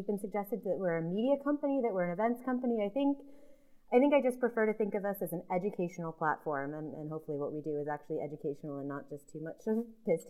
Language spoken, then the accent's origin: English; United States; moved away; you've gone off to my home country.